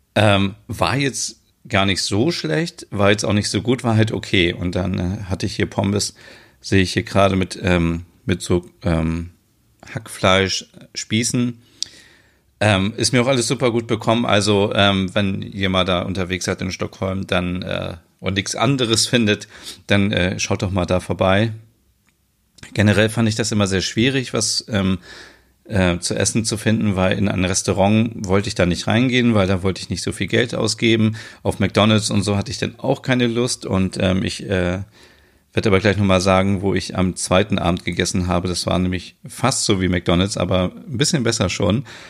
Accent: Germany; bei uns in Deutschland zum Beispiel, in Frankfurt

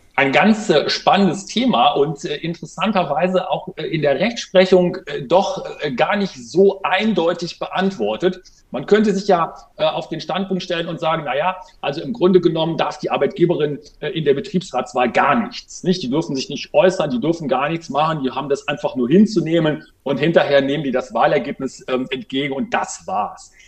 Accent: Germany; bei uns in Deutschland

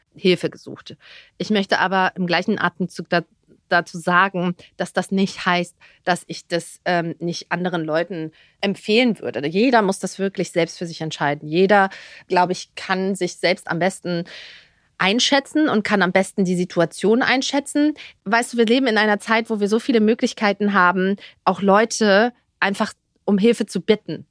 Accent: Dithmarschen, Schleswig-Holstein, Germany; moved away as an adult; also born or lived in Berlin; now in Dubai, United Arab Emirates; ich bin ja im Norden groß geworden, Dithmarschen, Schleswig-Holstein, da um die Ecke, direkt an der Nordsee, am Deich.

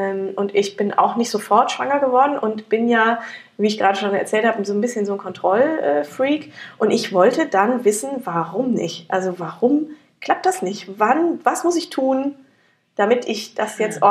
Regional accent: near Frankfurt, Hesse, Germany; ich komme aus der Nähe von Frankfurt

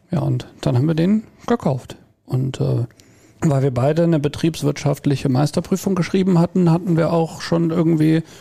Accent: Rhineland, Germany; moved away as an adult; now in Bad Sassendorf, Germany; vom Rheinland nach Westfalen. Wir sind ja, wir sind ja Rheinländer eigentlich.

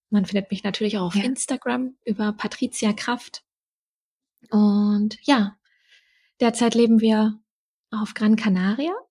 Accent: Brandenburg, Germany; Ich komme aus der Nähe von Berlin ursprünglich.

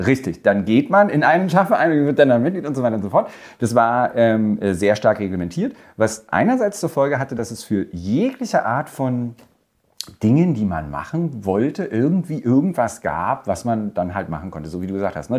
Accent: Germany; Wir sind beide in der DDR geboren.

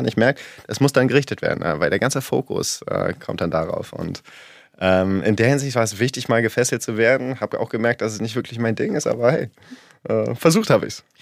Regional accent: Berlin, Germany; Ich bin in Berlin groß geworden

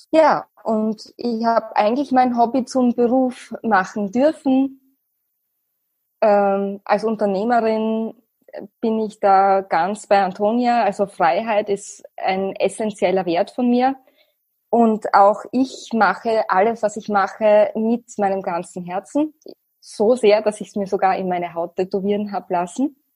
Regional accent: Austria; Österreich als mein Heimatland

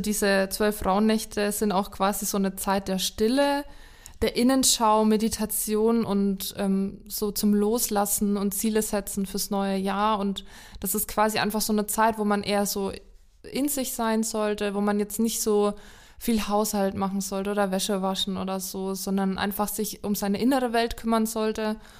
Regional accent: Lower Franconia, Bavaria, Germany; Ich komme ja auch aus Unterfranken

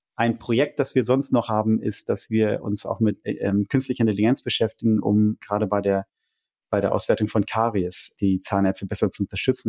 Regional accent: Lemgo, North Rhine-Westphalia, Germany; moved away as an adult; also born or lived in London; now in Zurich, Switzerland; komme aber, wie man hört, äh, nicht aus der Schweiz, sondern ursprünglich aus Ostwestfalen. Genauer gesagt, Lemgo

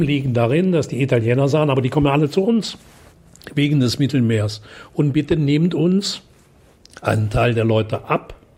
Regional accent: German-Belgian-Dutch border area, North Rhine-Westphalia, Germany; Wenn du bei uns spazieren gehst, weißt du nicht, ob du in Deutschland, Belgien oder Holland bist

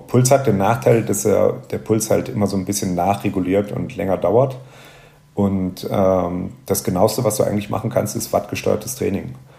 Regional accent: Rhineland, Germany; bei uns im Rheinland

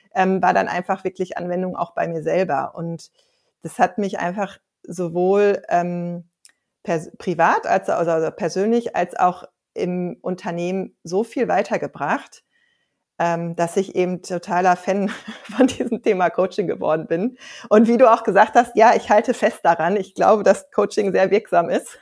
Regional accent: Ruhr area, North Rhine-Westphalia, Germany; Ich bin in so einer ja ganz heilen Mittelstandsfamilie groß geworden im Ruhrgebiet

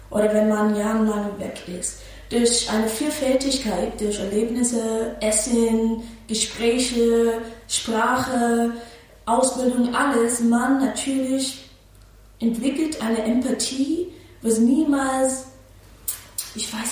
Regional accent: New York City, New York, United States; German is a second language; moved away as an adult; also born or lived in Brooklyn; now in Berlin, Germany; ich habe ein paar Jahre in Brooklyn, ich bin in Manhattan geboren und aufgewachsen, ne? aber wenn ich 16 war, war ich in Brooklyn mit meiner Mama und kleiner Schwester.

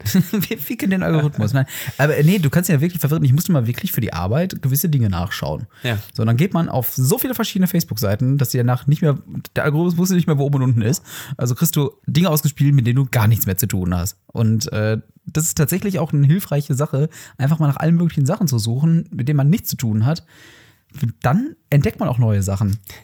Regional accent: Herne, North Rhine-Westphalia, Germany; bei uns in Wanne-Eickel. Beziehungsweise Der Herne

